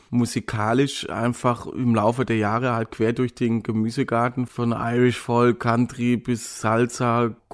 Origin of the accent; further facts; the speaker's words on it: Baden-Württemberg, Germany; Sobald ich den Slang höre, bin ich halt in meiner Heimat wieder.